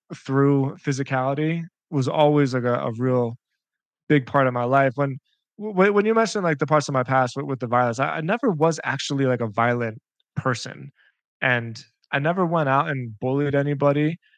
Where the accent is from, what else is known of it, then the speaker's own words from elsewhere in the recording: Philadelphia, Pennsylvania, United States; I'm from Philadelphia, and Pennsylvania is a state inside the United States that is just like a big wrestling state.